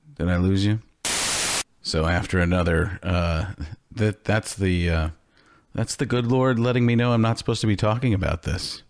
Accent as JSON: {"language": "English", "region": "Midwest", "country": "United States", "tie": "born or raised there", "said": "I grew up in the Midwest."}